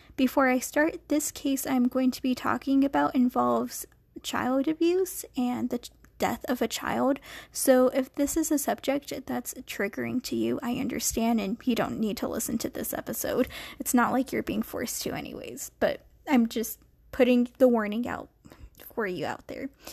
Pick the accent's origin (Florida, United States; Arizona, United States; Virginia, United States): Arizona, United States; Flagstaff; my hometown of Flagstaff, Arizona